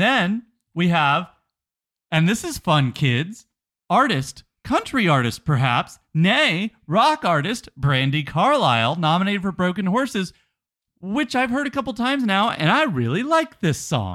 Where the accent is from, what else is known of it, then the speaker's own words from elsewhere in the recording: United States; we're American